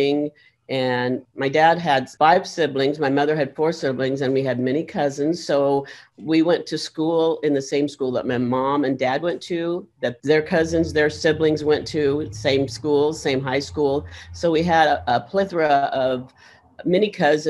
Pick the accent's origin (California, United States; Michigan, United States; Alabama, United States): California, United States; about 8 miles from Yuba City; I was born and raised in about 8 miles from here in a small community. So this is my native state